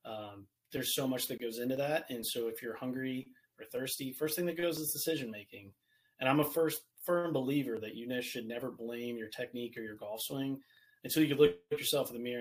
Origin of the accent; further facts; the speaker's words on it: Virginia, United States; I'm from Virginia.